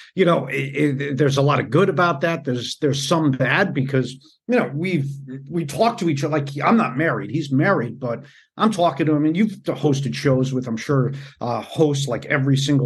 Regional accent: Northeast, United States; I grew up in the Northeast

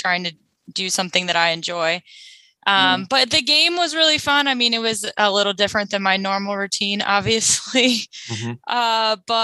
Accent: Virginia, United States; moved away; I'm from Virginia. I went there to visit my family for a few days.

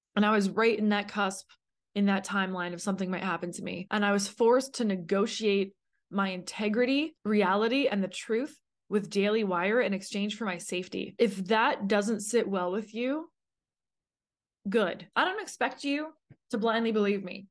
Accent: Canada; moved away as an adult; now in United States; I was a girl alone in a brand new city in America. I'm from Canada.

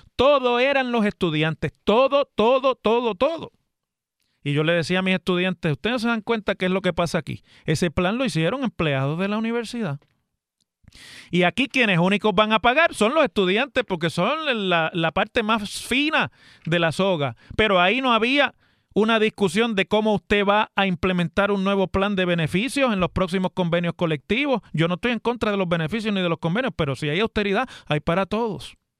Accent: Puerto Rico

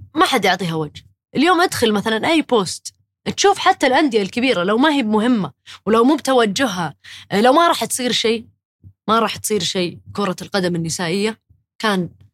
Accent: Saudi Arabia; احنا كسعوديين

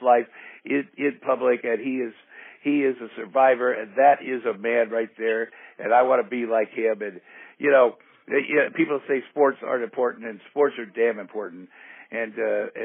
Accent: Iowa, United States; moved away; growing up in Iowa on a farm

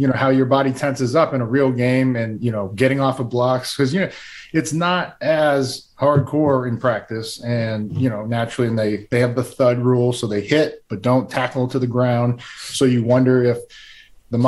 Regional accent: San Diego, California, United States; I was born in San Diego

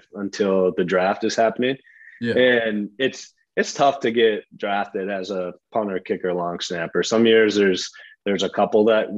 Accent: Midwest, United States; growing up in the Midwest

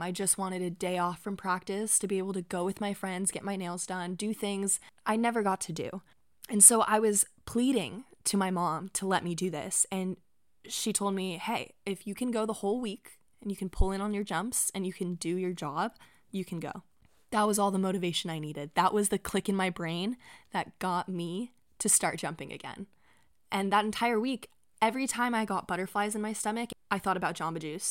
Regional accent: Bay Area, California, United States; my hometown in the Bay Area

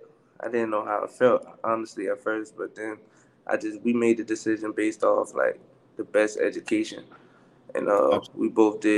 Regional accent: Beaufort, South Carolina, United States; moved away as an adult; now in Jackson, Mississippi, United States; I'm from Beaufort, South Carolina. Come from a good family

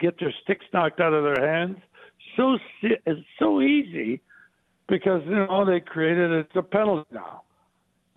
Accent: Sault Ste. Marie, Ontario, Canada; I grew up with him in the Sioux

